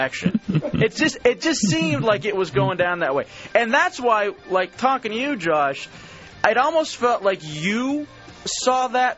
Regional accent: Texas, United States; moved away; I'm from Texas, too. I'm a Texas boy.

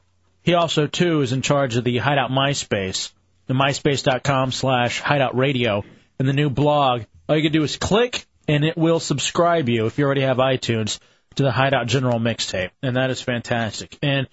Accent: Queens, New York, United States; I'm from Queens.

